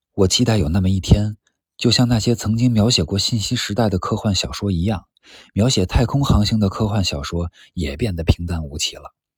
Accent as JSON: {"language": "Chinese", "country": "China", "tie": "born or raised there", "said": "我们这一代在上世纪六十年代出生于中国的人"}